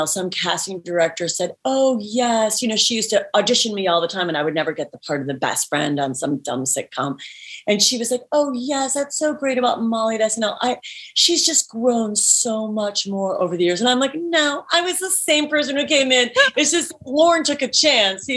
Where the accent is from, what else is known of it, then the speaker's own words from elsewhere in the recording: Cleveland, Ohio, United States; moved away as an adult; now in Los Angeles, United States; people that I grew up with in Cleveland, Ohio